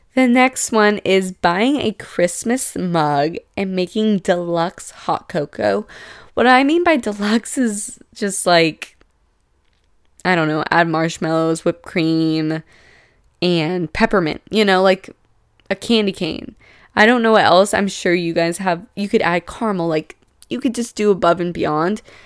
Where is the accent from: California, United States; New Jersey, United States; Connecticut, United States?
California, United States; San Diego; I'm from San Diego